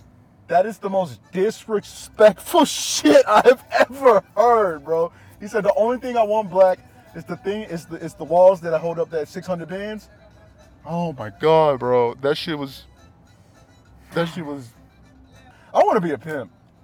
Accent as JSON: {"language": "English", "region": "Texas", "country": "United States", "said": "I'm from Texas, man. That's how we do things around here, man."}